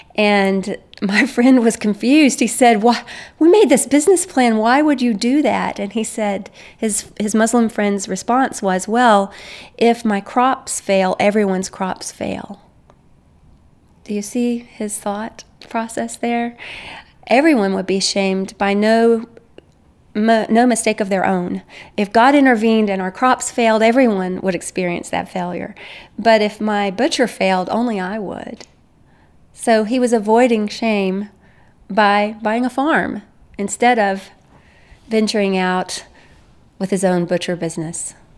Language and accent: English; United States; As an American, I'm from an, a guilt innocence worldview